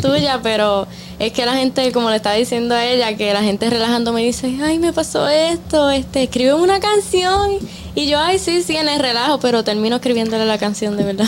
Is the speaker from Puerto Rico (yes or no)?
yes; Puerto Rico; also born or lived in Dominican Republic; yo nací en Puerto Rico. Mi mamá es boricua, pero mi papá es el dominicano. Oh, y desde bien pequeñita vengo para acá